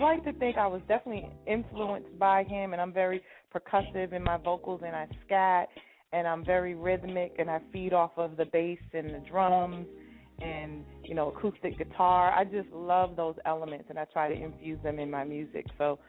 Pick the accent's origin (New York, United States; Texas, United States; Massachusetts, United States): New York, United States; Roosevelt; I grew up in Strong Island.